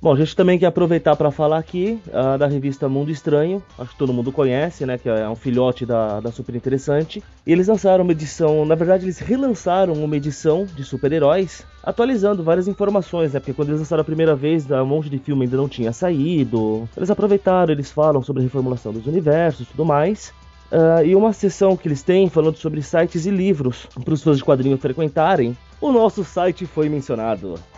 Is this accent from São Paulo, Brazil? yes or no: yes; São Paulo, Brazil; Eu, como bom paulistano que sou